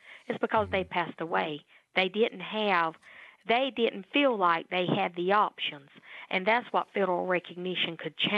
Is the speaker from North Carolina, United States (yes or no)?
yes; Lumbee, North Carolina, United States; we do a great job here at the Lumbee Tribe